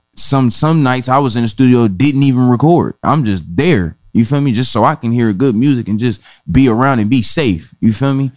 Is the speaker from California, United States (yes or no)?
yes; Compton, California, United States; I'm from Compton, California, the West Side to be exact, Alonzo Central